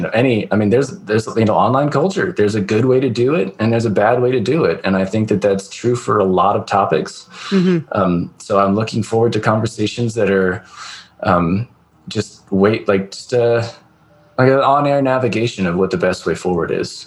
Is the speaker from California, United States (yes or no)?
yes; California, United States; I'm from the West Coast, like California